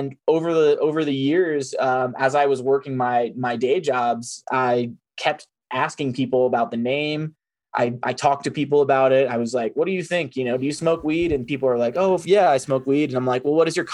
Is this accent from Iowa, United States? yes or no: no; Roanoke, Virginia, United States; moved away as an adult; also born or lived in Denver; I'm originally from the East Coast, a small town in called Roanoke, Virginia